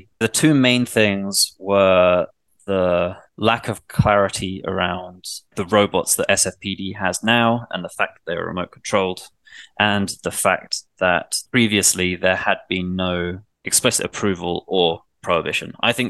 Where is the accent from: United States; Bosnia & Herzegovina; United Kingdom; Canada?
United Kingdom; England; Like I was brought up in England where the police aren't even armed. They don't have guns.